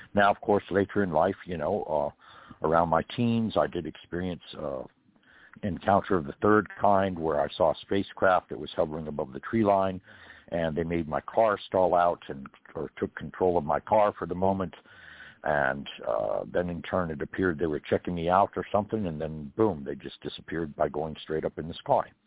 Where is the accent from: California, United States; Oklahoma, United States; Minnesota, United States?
California, United States; now in Georgia, United States; I'm from California originally